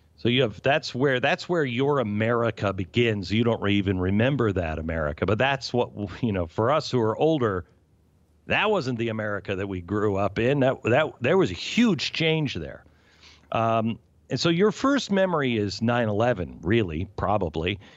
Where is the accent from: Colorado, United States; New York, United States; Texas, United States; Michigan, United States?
New York, United States; moved away; I'm from New York